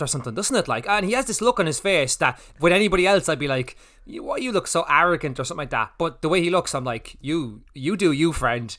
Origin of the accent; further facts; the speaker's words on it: Ireland; we're Irish